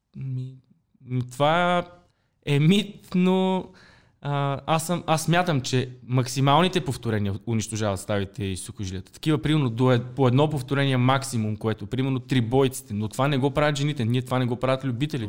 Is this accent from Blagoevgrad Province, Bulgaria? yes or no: no; Pleven, Pleven Province, Bulgaria; moved away as an adult; also born or lived in Sofia; Нямаше какво вече да правя в моя роден град Плевен, трябваше да се ориентирам към столицата.